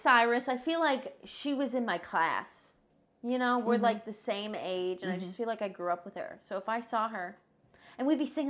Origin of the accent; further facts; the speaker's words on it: Ohio, United States; I'm from Ohio.